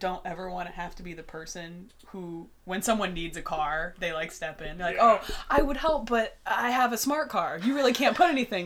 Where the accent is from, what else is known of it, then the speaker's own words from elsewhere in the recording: Indiana, United States; now in Chicago, United States; I grew up in Indiana